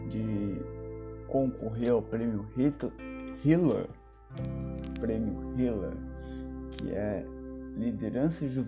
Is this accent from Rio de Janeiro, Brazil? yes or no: yes; Rio de Janeiro, Brazil; now in São Paulo, Brazil; nasci no Rio de Janeiro, porém sou morador do Parque Santo Antônio. Ou seja, saí de Santa Teresa, zona sul do Rio, para a região do Capão Redondo, zona sul de São Paulo.